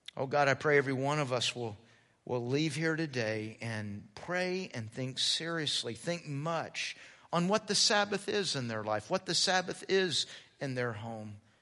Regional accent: United States; I'm American. And as an American, I'm all about the individual.

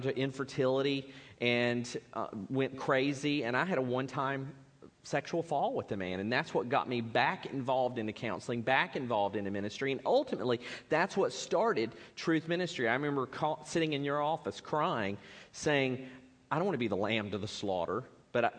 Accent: Spartanburg, South Carolina, United States; I was raised in Baptist church, First Baptist Church, Spartanburg, dedicated as a baby, there every time the doors were open

